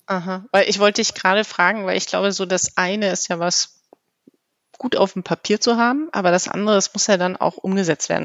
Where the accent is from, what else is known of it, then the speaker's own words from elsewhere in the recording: Germany; so sind wir Deutsche